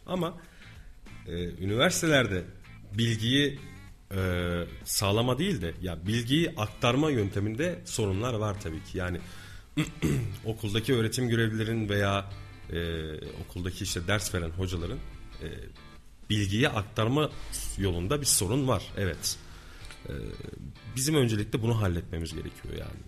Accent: Kayseri Province, Turkey; born or raised there

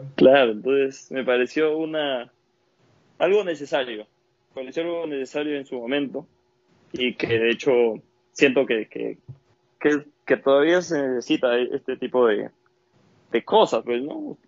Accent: Valle de los Chillos, Pichincha, Ecuador; now in Lima, Peru; parece el Valle de los Chillos, yo soy del Valle

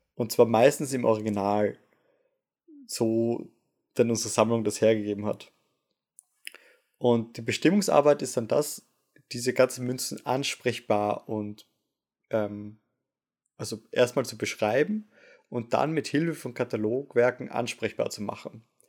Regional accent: Vienna, Austria; moved away as an adult; now in Osnabrück, Germany; als Wiener dann doch sehr froh war, dass ich meinen Master sehr entspannt zu Hause machen konnte

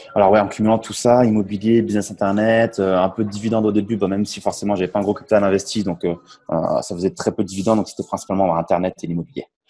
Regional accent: Champagne, Grand Est, France; moved away as an adult; now in Tallinn, Estonia; Je suis originaire de la Champagne en France. Et aujourd'hui, expatrié en Estonie à Tallinn

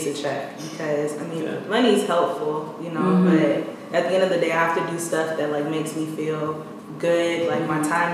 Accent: Bay Area, California, United States; moved away; I'm originally from the Bay Area

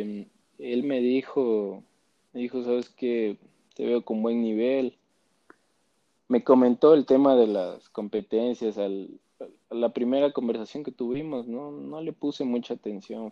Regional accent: Quito, Pichincha, Ecuador; Nací en Quito, vivo en Quito.

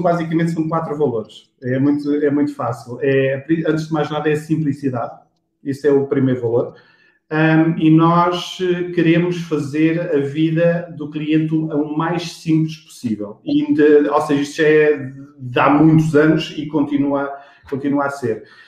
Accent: Monte Real, Leiria District, Portugal; sou, sou de Monte Real, Leiria

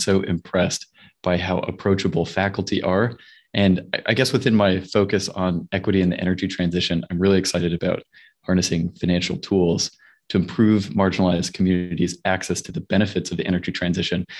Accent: Salt Lake City, Utah, United States; moved away; I grew up in Salt Lake City, Utah

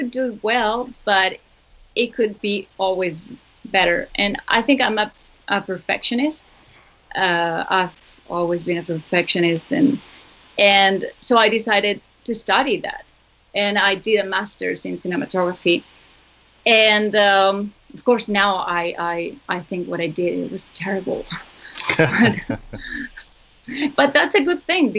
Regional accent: Zaragoza, Aragon, Spain; Zaragoza, which is my hometown

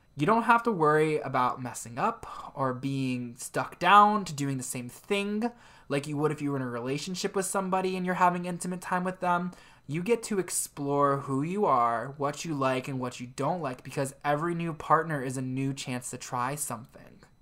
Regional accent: Ohio, United States; growing up in Ohio was even harder

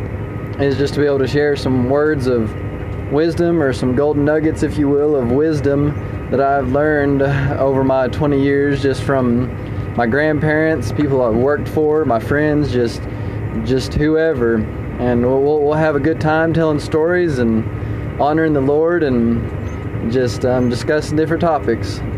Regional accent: Lubbock, Texas, United States; also born or lived in Alpine, Texas / Canyon, Texas; I was born in Lubbock, Texas, on April 10th of 2000, and we lived there

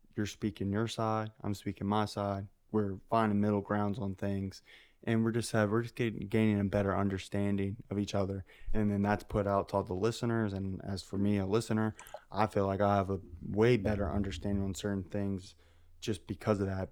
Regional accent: United States; I'm American

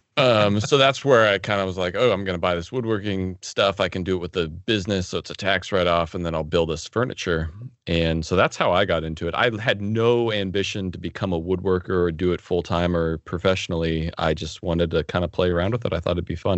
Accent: Arizona, United States; also born or lived in Oregon; when I was in fourth grade, we moved from Oregon to Arizona

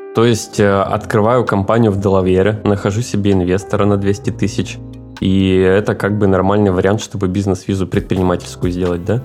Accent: Yekaterinburg, Sverdlovsk Oblast, Russia; moved away as an adult; now in Miami, United States; мы все из Екатеринбурга

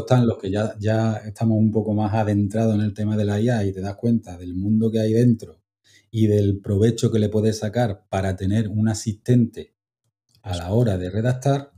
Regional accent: Málaga, Andalusia, Spain; also born or lived in Altea; yo estoy en Málaga

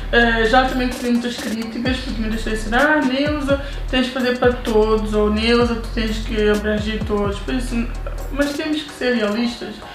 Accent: Portugal; Eu sou portuguesa

